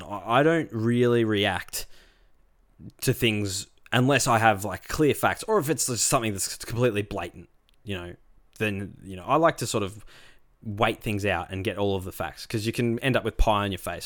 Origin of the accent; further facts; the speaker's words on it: Rosebud, Victoria, Australia; I grew up on the Mornington Peninsula is the next question, um, down in Rosebud.